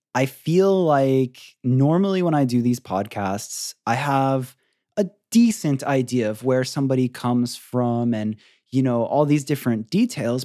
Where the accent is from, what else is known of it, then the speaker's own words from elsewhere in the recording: Florida, United States; now in California, United States; I grew up in Florida and I was always just like up until I moved to California, I was in Florida